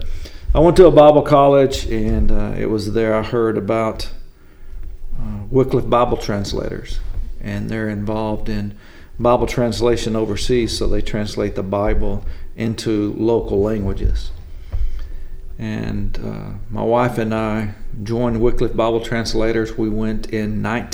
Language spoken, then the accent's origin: English; Mesquite, Texas, United States; now in Mount Vernon, United States; we grew up in Mesquite, Texas